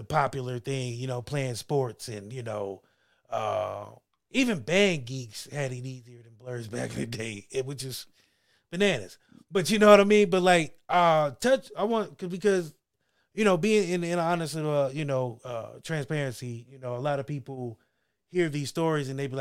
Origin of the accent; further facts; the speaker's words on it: Ohio, United States; also born or lived in Texas; I grew up in Ohio.